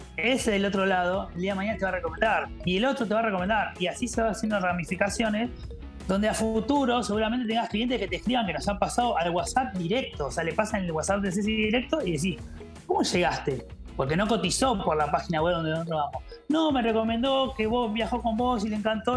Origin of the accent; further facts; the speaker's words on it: Argentina; moved away; me sentí como argentino